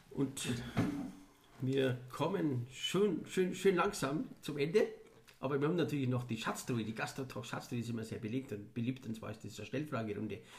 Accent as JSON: {"language": "German", "town": "Weilheim in Oberbayern", "region": "Bavaria", "country": "Germany", "tie": "born or raised there", "said": "Meine Heimat, Weilheim in Oberbayern und Oberbayern als Region ist für mich"}